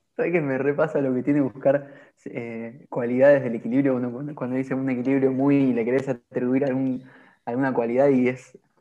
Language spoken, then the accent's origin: Spanish; Argentina; como argentinos